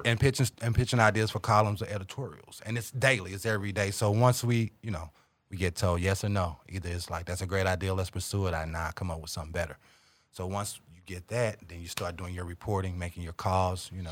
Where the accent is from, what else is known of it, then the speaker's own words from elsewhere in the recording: St. Louis, Missouri, United States; moved away as an adult; now in Kansas City, United States; I was born and, born and raised in South Saint Louis